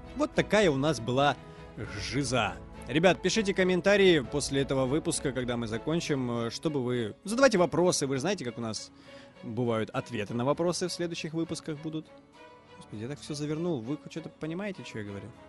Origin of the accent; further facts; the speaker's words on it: Mariupol, Donetsk Oblast, Ukraine; Мариуполь, мой родной город